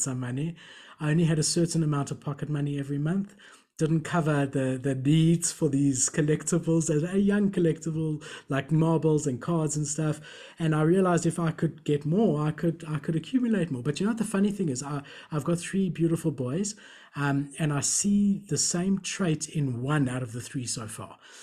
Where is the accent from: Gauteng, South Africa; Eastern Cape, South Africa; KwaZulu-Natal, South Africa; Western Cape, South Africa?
Gauteng, South Africa; Johannesburg; also born or lived in Melbourne, Australia; I was born in Melbourne, so I've got a blue passport. And when I was about seven years old, my parents immigrated back to South Africa